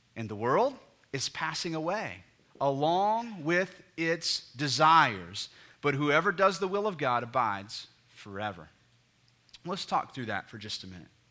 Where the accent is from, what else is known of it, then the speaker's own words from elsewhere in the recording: United States; we're all Americans, and so we grew up in a culture and society that the very D N A of the ethos of American culture is dreaming